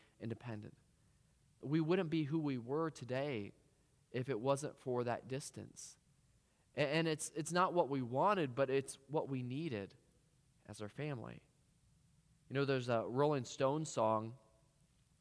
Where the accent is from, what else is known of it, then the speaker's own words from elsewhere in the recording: Cedar Rapids, Iowa, United States; moved away; I'm originally from Cedar Rapids